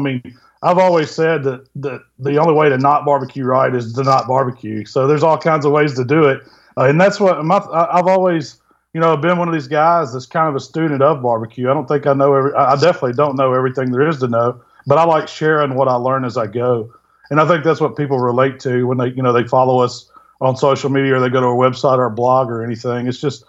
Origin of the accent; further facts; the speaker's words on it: Southaven, Mississippi, United States; now in Hernando, United States; I'm from South Haven, Mississippi, which is right outside of Memphis. And currently I live down in Hernando, which is a couple of exits down. So it's still the same area.